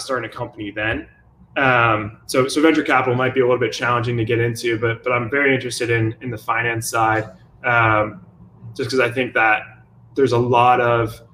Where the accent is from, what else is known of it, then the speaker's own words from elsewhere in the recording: Jacksonville, Florida, United States; also born or lived in Chicago; I was born in Chicago, grew up in Jacksonville